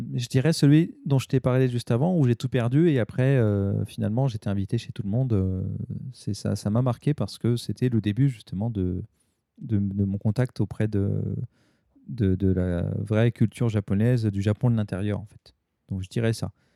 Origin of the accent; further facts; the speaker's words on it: Paris, Île-de-France, France; now in Japan; j'étais de Paris